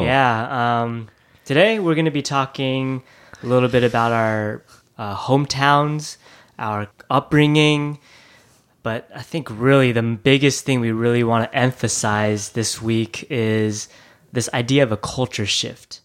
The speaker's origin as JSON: {"language": "English", "town": "Thousand Oaks", "region": "California", "country": "United States", "tie": "born or raised there", "also_born_or_lived": "Taiwan / Japan", "second_language": "English", "said": "growing up in Thousand Oaks, I, I was very new to America. Um, it was my first city in America that I immigrated from, uh, when I was three years old. I was born in Taiwan"}